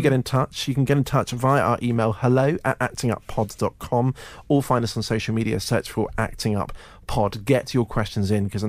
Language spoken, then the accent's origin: English; Edinburgh, Scotland, United Kingdom; accent: Scottish lilt; now in London, United Kingdom; I'm back up to my hometown of Edinburgh because I'm off to see the aforementioned Les Miserables tour. Mm. So you might hear a Scottish lilt in my accent when I go north of the border, like a la John Barrowman.